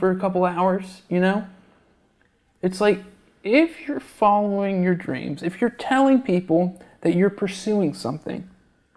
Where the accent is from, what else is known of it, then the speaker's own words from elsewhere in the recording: Georgia, United States; moved away as an adult; also born or lived in Chicago; now in New York City, United States; I grew up in Georgia